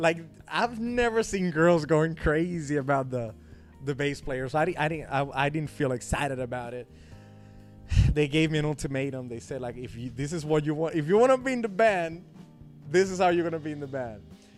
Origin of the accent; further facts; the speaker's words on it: Dominican Republic; not, there are a lot of Chinese people in Dominican.